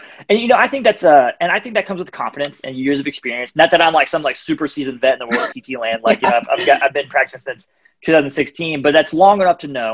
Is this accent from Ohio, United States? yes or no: yes; Ohio, United States; now in Atlanta, United States; I'm from Ohio